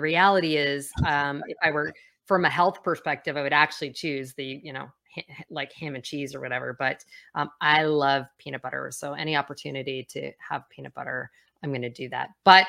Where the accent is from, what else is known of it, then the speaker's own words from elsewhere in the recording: Calgary, Alberta, Canada; I grew up on the west coast of Canada, or Calgary, and so Calgary Flames was my team.